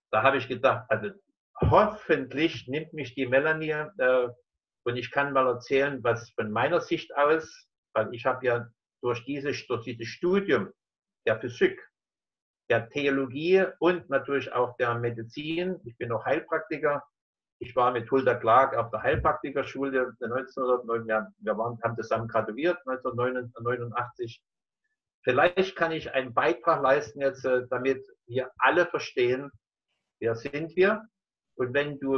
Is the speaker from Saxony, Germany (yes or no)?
yes; Dresden, Saxony, Germany; born there; Ich bin äh, in Dresden geboren, 1946. Das heißt, ich bin jetzt 74 Jahre alt.